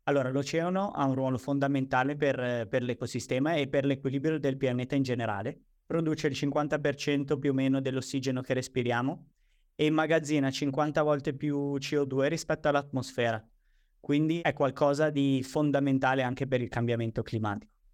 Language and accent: Italian; Genoa, Liguria, Italy; io sono di Genova